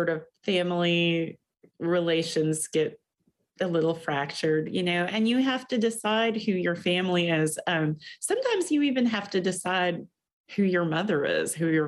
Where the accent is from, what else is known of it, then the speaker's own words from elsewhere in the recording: Kentucky, United States; now in Michigan, United States; I grew up in Kentucky, and for a long time I thought Kentucky was home